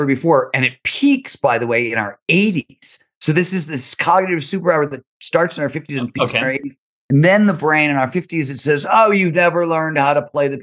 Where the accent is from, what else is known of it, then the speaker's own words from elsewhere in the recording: Ohio, United States; growing up in Ohio